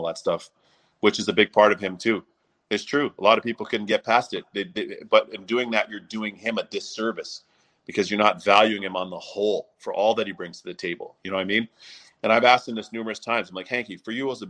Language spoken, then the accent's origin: English; Toronto, Ontario, Canada; my hometown of Toronto